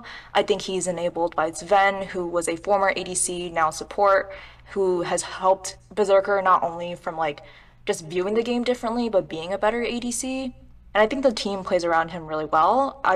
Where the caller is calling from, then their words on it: California, United States; I'm calling from Southern California.